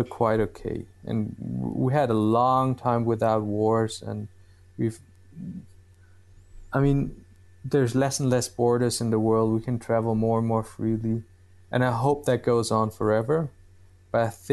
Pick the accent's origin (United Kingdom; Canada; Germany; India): Germany; Bavaria; I'm from Bavaria